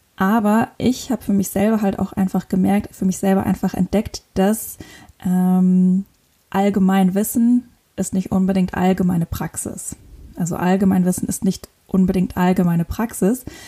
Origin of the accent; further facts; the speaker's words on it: northern Luxembourg, Luxembourg; moved away as an adult; also born or lived in Innsbruck, Austria / Cape Verde / Lisbon, Portugal; Ich komme aus Luxemburg, bin im tiefen Norden Luxemburgs geboren und aufgewachsen mit ganz vielen Tieren.